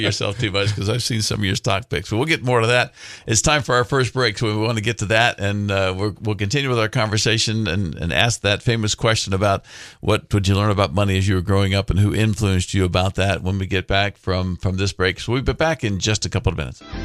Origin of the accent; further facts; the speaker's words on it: Orlando, Florida, United States; I grew up in Orlando